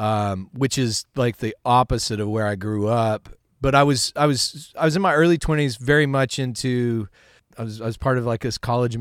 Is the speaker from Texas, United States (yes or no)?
yes; Midland, Texas, United States; I grew up out in Midland, Texas. West Texas, and I started playing music when I was about 8 years old.